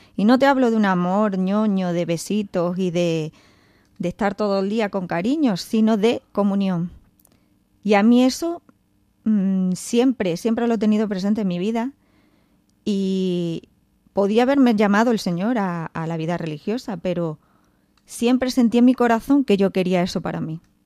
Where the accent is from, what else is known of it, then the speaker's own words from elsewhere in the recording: Don Benito, Extremadura, Spain; moved away; me tuve que ir a hacer las prácticas a Don Benito, a mi pueblo